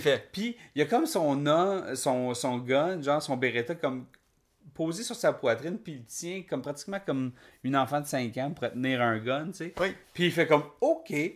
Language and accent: French; Quebec, Canada; En tant que Québécois